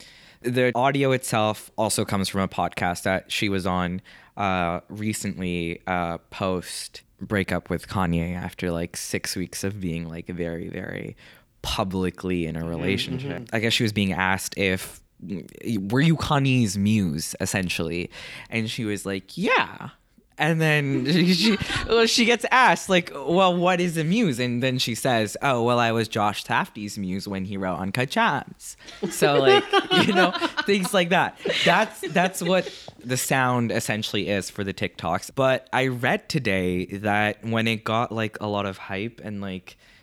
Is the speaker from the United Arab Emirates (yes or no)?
yes; Dubai, United Arab Emirates; moved away as an adult; now in Victoria, Canada; I also go to UVic, but I am from Dubai.